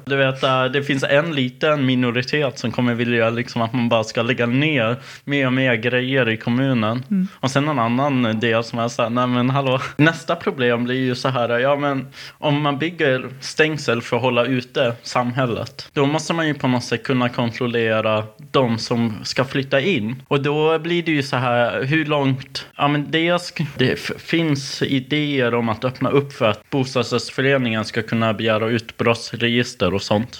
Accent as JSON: {"language": "Swedish", "country": "Sweden", "tie": "born or raised there", "said": "Vi faktiskt låste inte dörren när jag växte upp. Men jag bodde ju också i Grisbacka"}